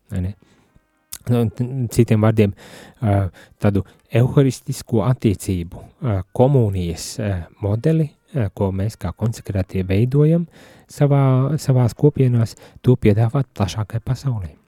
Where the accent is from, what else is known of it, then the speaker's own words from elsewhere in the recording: Latvia; Es no Latvijas